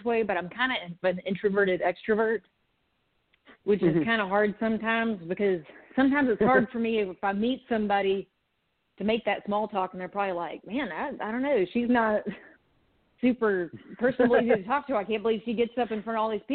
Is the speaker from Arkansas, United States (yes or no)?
yes; Conway, Arkansas, United States; also born or lived in Little Rock, Arkansas; I'm from Arkansas. I was born in Little Rock, and I grew up mainly in Conway, that's just outside of Little Rock